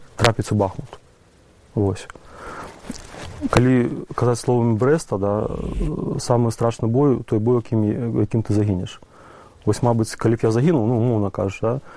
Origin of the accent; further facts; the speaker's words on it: Belarus; now in Ukraine; я беларус